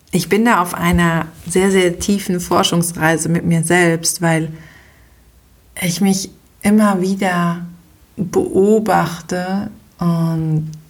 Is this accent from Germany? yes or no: no; Switzerland; habe das Abitur oder bei uns in der Schweiz die Matura auch äh, geschafft